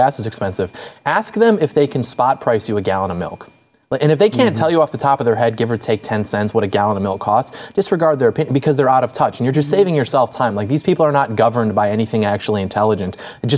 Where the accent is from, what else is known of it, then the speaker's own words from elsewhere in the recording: Detroit, Michigan, United States; I'm from Detroit